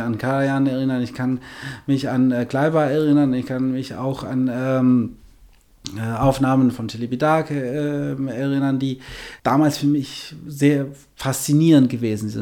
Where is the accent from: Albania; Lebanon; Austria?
Albania; German is a second language; moved away as an adult; also born or lived in Essen, Germany / Düsseldorf, Germany; now in Germany; Ich habe zunächst Klavier studiert in meiner Heimatland äh, Albanien und äh, dann äh, zum Studieren nach Deutschland gekommen, vor 23 Jahren